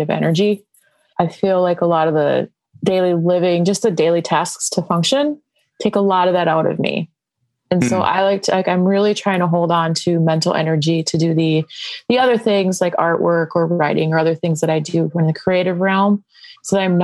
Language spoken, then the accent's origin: English; Lodi, Wisconsin, United States; I am from Lodi, Wisconsin, near the Madison area